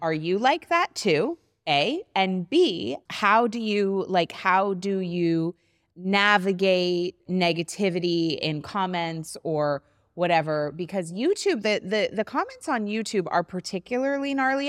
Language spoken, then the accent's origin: English; New England, United States; you and I both grew up in New England